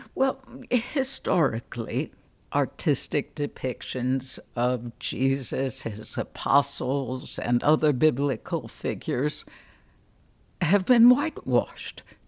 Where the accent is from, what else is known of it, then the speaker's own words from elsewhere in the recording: Chicago, Illinois, United States; now in Atlanta, United States; I grew up on the much less intellectual North Side